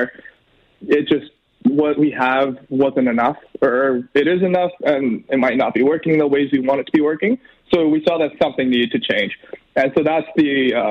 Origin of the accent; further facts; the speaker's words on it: Edmonton, Alberta, Canada; I grew up here in Millwoods. I've been in Edmonton my whole life.